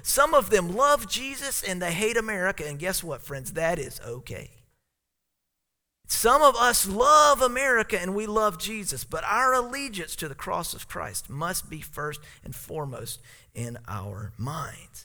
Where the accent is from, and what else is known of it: South Carolina, United States; born or raised there; now in Alaska, United States